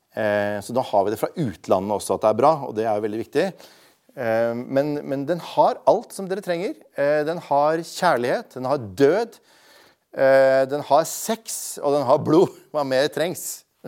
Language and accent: Norwegian; Bergen, Vestland, Norway; jeg vokste jo opp i Bergen